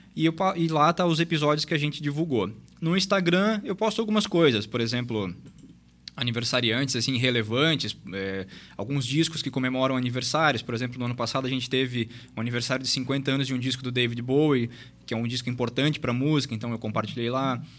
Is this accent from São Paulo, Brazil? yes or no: no; Luiz Alves, Santa Catarina, Brazil; nascido e criado em Luiz Alves. Então, sou natural de Luiz Alves